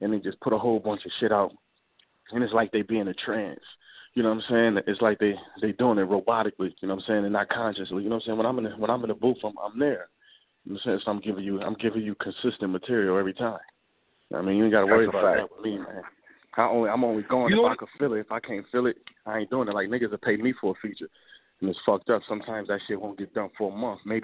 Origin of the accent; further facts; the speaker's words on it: Buffalo, New York, United States; I'm from Montana, right? Montana is a block in Buffalo